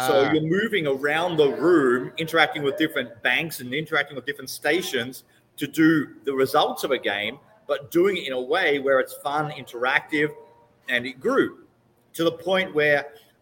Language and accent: English; Melbourne, Victoria, Australia; moved away as an adult; now in Mexico; I was born in Melbourne, Australia, okay. And I lived there for 31 years. And I grew up in a great household